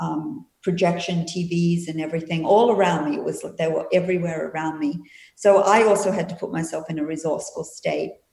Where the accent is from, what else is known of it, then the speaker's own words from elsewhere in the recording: Perth, Western Australia, Australia; also born or lived in Sydney, Australia / Melbourne, Australia / New Zealand; now in Florida, United States; I was originally from Perth. I was born in Perth and I lived in Sydney and Melbourne and New Zealand for 5 years before coming to the US.